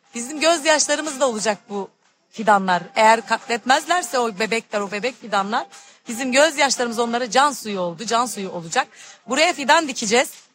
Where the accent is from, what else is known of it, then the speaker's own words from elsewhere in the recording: İkizköy, Muğla, Turkey; İkizköy'de doğdum. İkizköylüyüm.